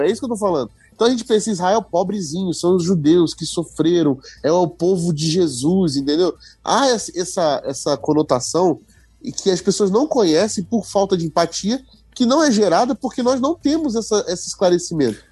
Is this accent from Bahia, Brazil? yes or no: no; Rio de Janeiro, Brazil; minha terra natal como exemplo, meu querido Rio de Janeiro